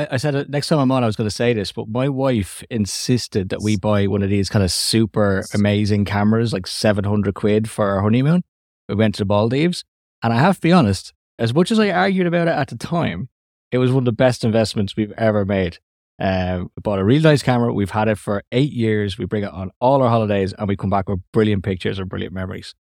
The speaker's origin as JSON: {"language": "English", "country": "Ireland", "accent": "Irish", "said": "my Irish accent"}